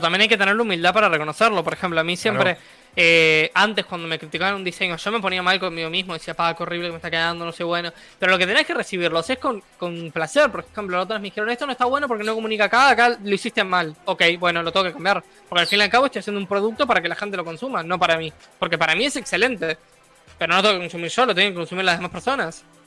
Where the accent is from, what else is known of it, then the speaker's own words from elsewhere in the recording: Uruguay; yo soy de Uruguay